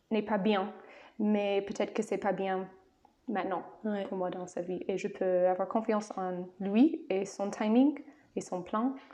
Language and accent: French; United States; French is a second language; moved away; en tant qu'américaine.